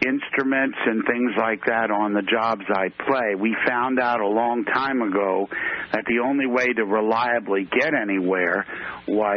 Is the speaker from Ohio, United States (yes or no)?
no; Cape May County, New Jersey, United States; also born or lived in Philadelphia, Pennsylvania / Maryland; they moved lock, stock, and me down to the deep south of New Jersey, down in called Cape May County.